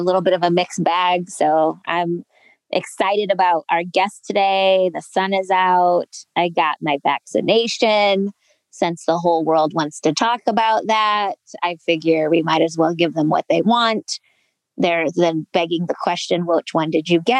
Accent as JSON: {"language": "English", "region": "Ohio", "country": "United States", "said": "I'm from Ohio"}